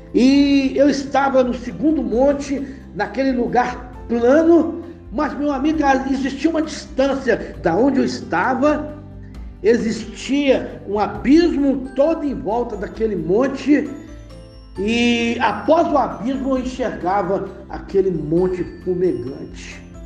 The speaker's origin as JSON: {"language": "Portuguese", "town": "Nova Iguaçu", "region": "Rio de Janeiro", "country": "Brazil", "also_born_or_lived": "Belo Horizonte", "moved": "yes", "said": "antes de vir servir o exército, no Rio de Janeiro"}